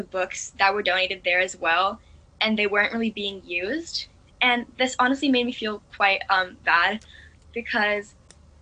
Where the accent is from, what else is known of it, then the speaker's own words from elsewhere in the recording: Hong Kong; also born or lived in Singapore; I was born in Singapore, but I've lived in Hong Kong for nearly all of my life. So, I really see Hong Kong as my home.